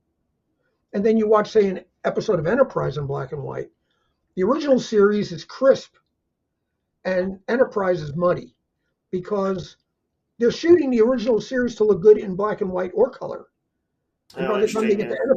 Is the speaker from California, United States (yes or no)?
no; New York City, New York, United States; I'm from New York City.